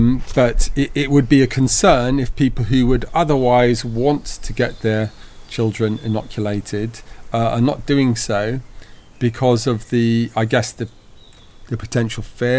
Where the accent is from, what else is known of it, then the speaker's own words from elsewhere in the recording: United Kingdom; Look, I mean, I'm British. I was born up in the UK